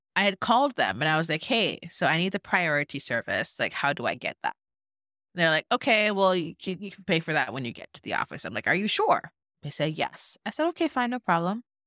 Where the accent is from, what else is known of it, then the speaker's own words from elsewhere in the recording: Jamaica; now in United States; I'm Jamaican, y'all know I'm Jamaican